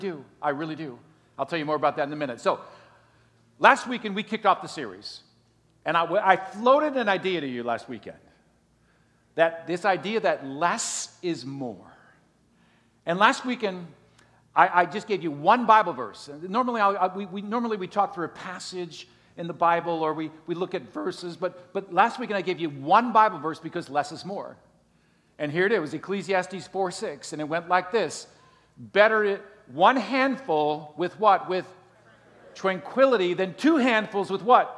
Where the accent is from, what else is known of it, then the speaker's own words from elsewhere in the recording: Green Bay, Wisconsin, United States; moved away as an adult; now in Miami, United States; growing up in Green Bay, Wisconsin